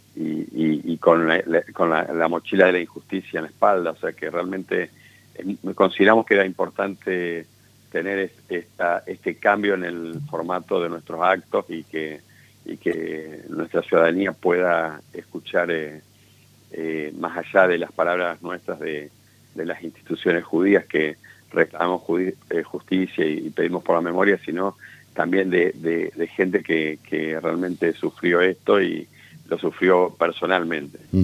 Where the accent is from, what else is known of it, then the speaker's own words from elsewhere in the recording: Argentina; como argentino